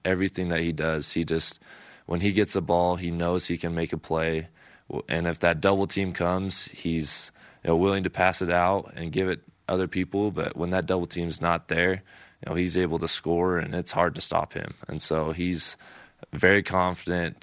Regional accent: Salt Lake City, Utah, United States; Growing up in Salt Lake and kind of in Ute territory

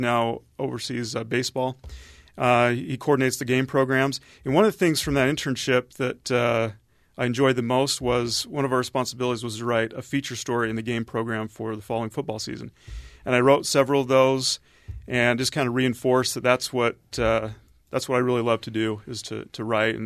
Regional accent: Salt Lake City, Utah, United States; I grew up in Salt Lake

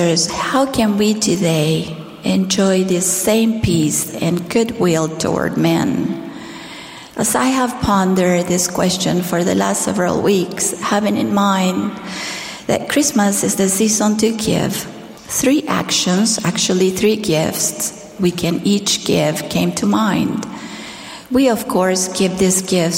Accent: Argentina; as a primary child growing up in Argentina

